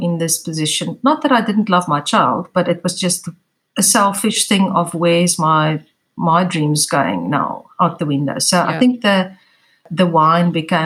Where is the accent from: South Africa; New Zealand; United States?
South Africa; I'm from South Africa. I live in Cape Town